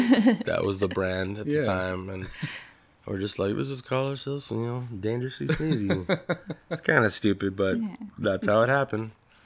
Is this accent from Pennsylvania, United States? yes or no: no; Los Angeles, California, United States; I'm from LA.